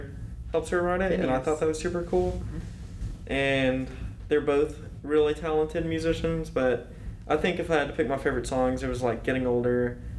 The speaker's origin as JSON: {"language": "English", "town": "Phenix City", "region": "Alabama", "country": "United States", "said": "I'm from Phenix City, Alabama."}